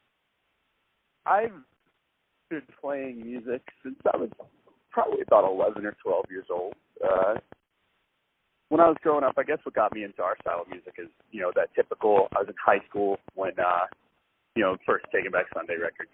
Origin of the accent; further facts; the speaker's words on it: Nashville, Tennessee, United States; Me and our bass player, we're brothers. We were born and raised in Nashville